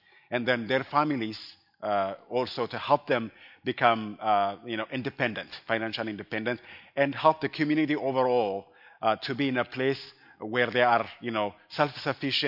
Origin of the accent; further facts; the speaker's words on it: Addis Ababa, Ethiopia; now in Colorado Springs, United States; I am originally from Ethiopia, and I grew up in Addis Ababa